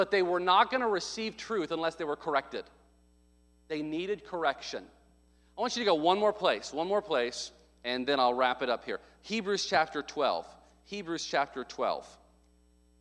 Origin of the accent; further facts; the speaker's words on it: the South, United States; I grew up in the South